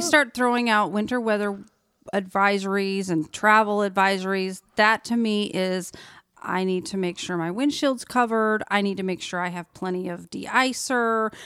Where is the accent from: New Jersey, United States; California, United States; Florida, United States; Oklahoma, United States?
Oklahoma, United States; moved away as an adult; now in Branson area, Missouri, United States; I'm from Oklahoma, flat land